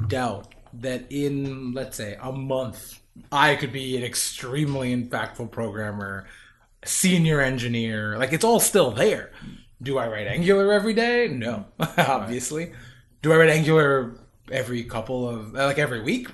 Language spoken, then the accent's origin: English; New York, United States; also born or lived in Tennessee / Pennsylvania; I was away from New York or Tennessee, which I was officially born in, but I was left when I was like one year old